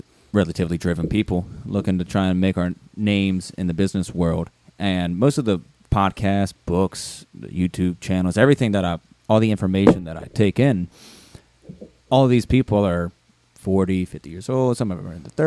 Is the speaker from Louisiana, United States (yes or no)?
yes; Baton Rouge, Louisiana, United States; I am originally from Louisiana, born and raised, and went to, if you're from Louisiana, from Baton Rouge more specifically